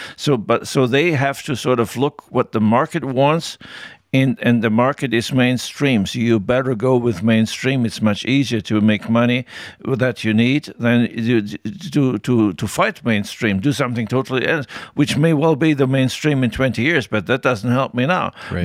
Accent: Tyrol, Austria; I grew up in Tyrol, and there we learned very early you better say what you think

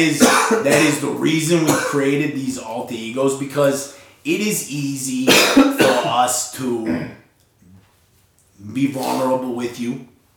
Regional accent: Utah, United States; We're from Utah. If you don't know where that's at, if you've ever heard of Las Vegas, we're sort of over that, in that region.

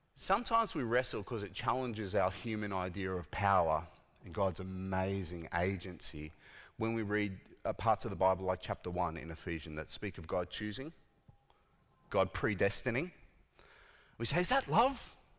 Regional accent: Australia; I was born in Australia

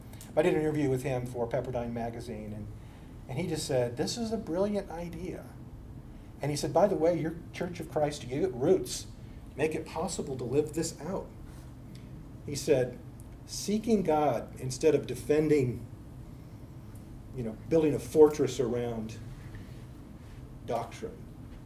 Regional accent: Bakersfield, California, United States; being born and raised in Bakersfield

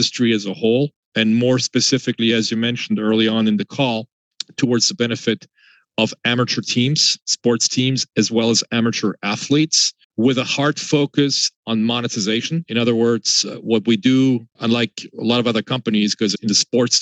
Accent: France; moved away as an adult; now in United States; I was born and raised in France, half French, half German. Moved to the US at the tender age of 23 in 1993.

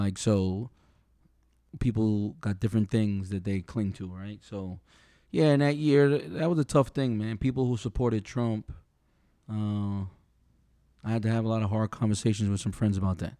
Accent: New York, United States; I'm from New York, I'm from some bad areas

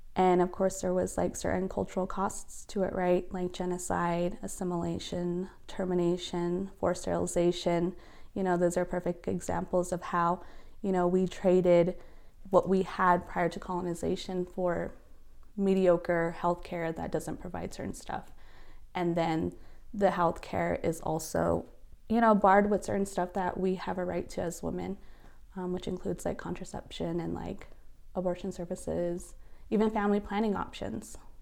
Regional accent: Gray Mountain, Arizona, United States; now in Albuquerque, United States; I'm originally from Gray Mountain, Arizona, which is northern Arizona, but I reside here in Albuquerque, New Mexico

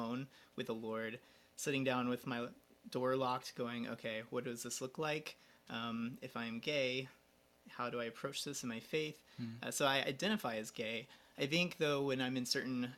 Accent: Georgia, United States; I am from Georgia, down the lower US.

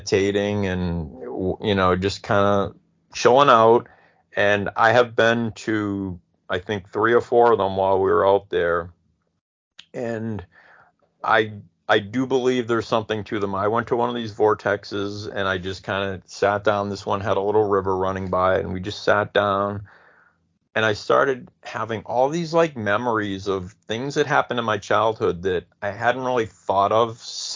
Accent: Malden, Massachusetts, United States; now in Arizona, United States; I grew up in Malden, Massachusetts

